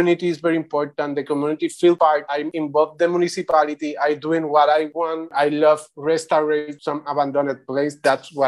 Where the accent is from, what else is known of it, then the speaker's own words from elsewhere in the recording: Puerto Rico; English is a second language; also born or lived in Santurce, Puerto Rico / Bayamón, Puerto Rico / Río Piedras, Puerto Rico; now in Vieques, Puerto Rico; I am originally from Santurce, then moved to Bayamón, to a countryside, to a mountain